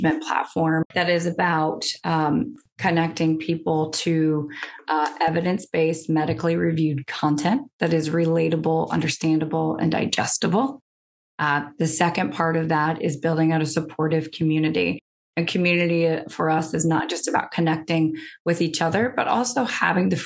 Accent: Midwest, United States; I'm from the Midwest

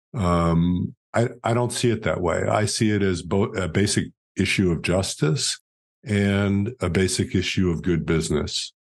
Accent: New York City, New York, United States; moved away as an adult; also born or lived in Rhode Island; now in Dallas, United States; I grew up in Greenwich Village in New York City

